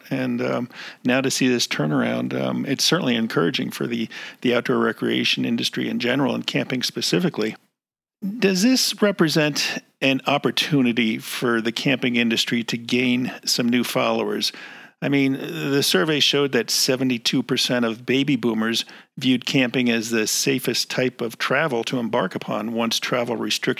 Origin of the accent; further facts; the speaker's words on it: East Coast, United States; moved away; I grew up in the East Coast, and camping was kind of a foreign thing to me